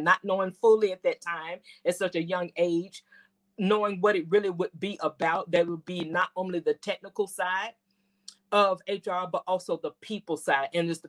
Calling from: Memphis, Tennessee, United States; I bring you greetings from Memphis, Tennessee.

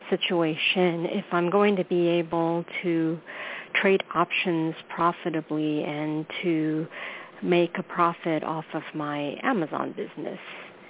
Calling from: New York City, New York, United States; I'm calling from New York, New York City.

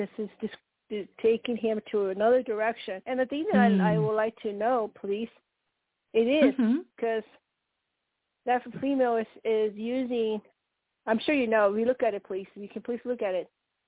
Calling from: Colorado, United States; Colorado, and when you say blue, are you connected to the Octarian?

